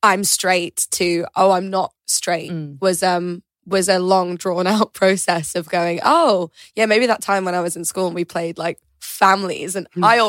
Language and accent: English; York, Yorkshire and the Humber, United Kingdom; born or raised there